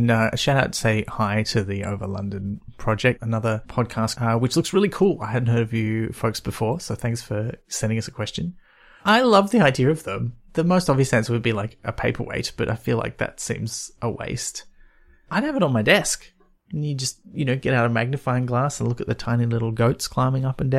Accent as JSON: {"language": "English", "town": "Byron Bay", "region": "New South Wales", "country": "Australia", "tie": "born or raised there", "said": "I grew up near Byron Bay, you folks. You can have it. I've had enough of it for a lifetime."}